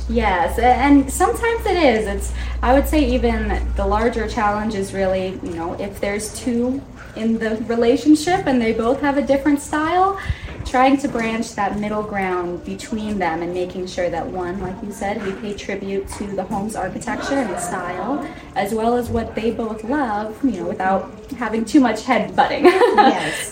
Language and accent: English; Alamosa, Colorado, United States; also born or lived in Fort Collins, Colorado; born and raised in Alamosa, Colorado, it's a very small town.